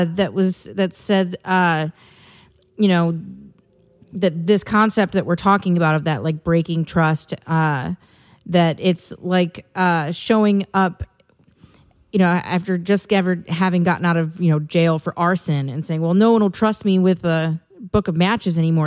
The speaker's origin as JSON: {"language": "English", "region": "Wisconsin", "country": "United States", "tie": "born or raised there", "moved": "as an adult", "lives_now": "California, United States", "said": "I have not been back to my home state of Wisconsin, uh, since I moved"}